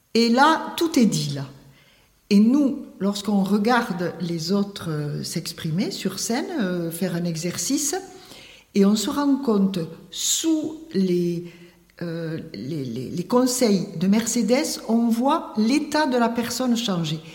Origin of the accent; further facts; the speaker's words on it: Tarbes, Occitania, France; je suis née à Tarbes et j'ai travaillé à Tarbes